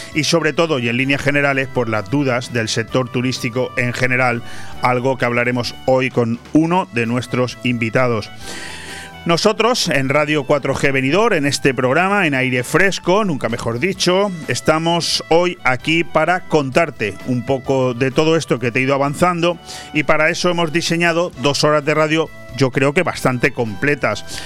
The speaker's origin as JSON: {"language": "Spanish", "country": "Spain", "said": "así somos los españoles"}